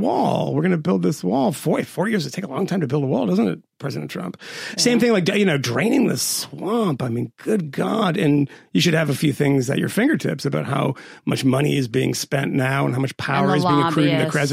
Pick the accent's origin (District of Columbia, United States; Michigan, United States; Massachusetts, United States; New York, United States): Massachusetts, United States; I'm from Massachusetts